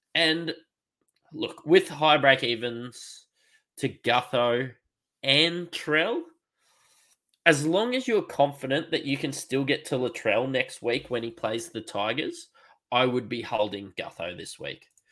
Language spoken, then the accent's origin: English; Queensland, Australia; as a Queenslander um, and a Broncos fan